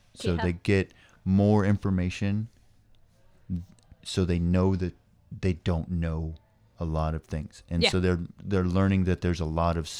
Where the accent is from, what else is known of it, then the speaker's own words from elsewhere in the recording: Hawaii, United States; And I came from Hawaii. We deal with the wind a lot.